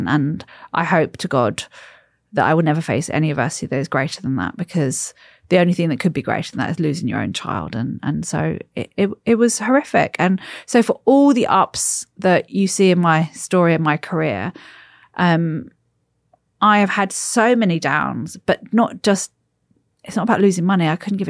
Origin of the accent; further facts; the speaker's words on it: United States; born there; I was born in the States.